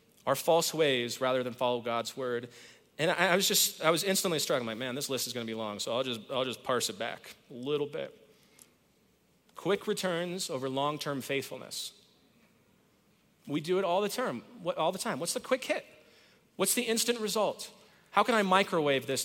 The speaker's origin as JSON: {"language": "English", "town": "Whittier", "region": "California", "country": "United States", "tie": "born or raised there", "moved": "yes", "lives_now": "Colorado, United States", "said": "I was born in California, in East LA, in a mighty suburb called Whittier"}